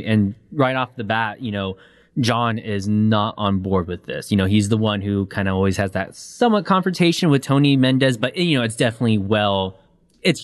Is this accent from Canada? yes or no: yes; Canada; are you American or Canadian? I'm Canadian.